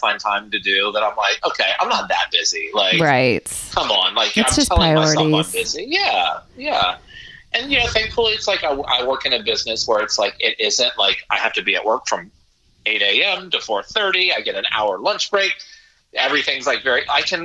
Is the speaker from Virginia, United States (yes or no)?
yes; Virginia, United States; as a kid, I grew up in Virginia